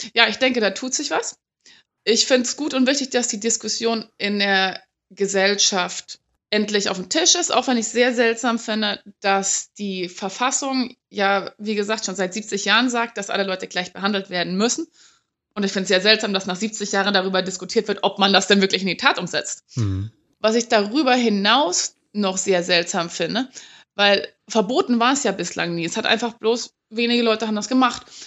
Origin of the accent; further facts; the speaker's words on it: West Germany, Germany; ich komme ursprünglich aus Westdeutschland